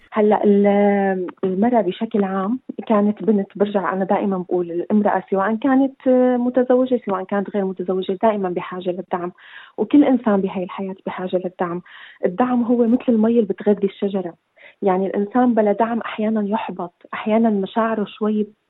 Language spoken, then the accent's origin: Arabic; Syria; moved away as an adult; also born or lived in Iraq; now in Australia; نحن طلعنا من سوريا بظروف الحرب كانت كثير قاسيه واتجهنا نحن للعراق